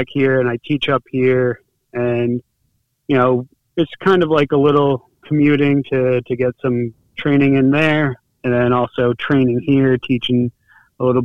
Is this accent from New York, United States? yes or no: yes; Monroe, New York, United States; also born or lived in Bronx, New York; I was born and raised in New York. Grew up in the Bronx until I was 8, and then I moved up to where our gym, where Trinity and I train at in Middletown, is located. I'm from Monroe, New York